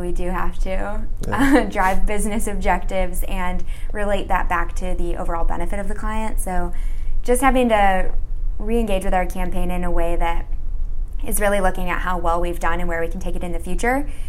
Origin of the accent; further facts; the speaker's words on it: Chicago, Illinois, United States; moved away as an adult; now in Los Angeles, United States; I'm originally from the Chicago suburbs, but now I'm down in sunny LA.